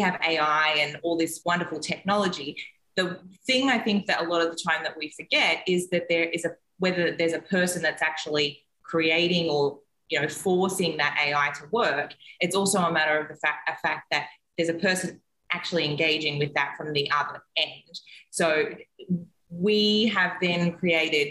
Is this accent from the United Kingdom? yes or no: no; Australia; now in Mexico; I am an Australian who is currently living in Mexico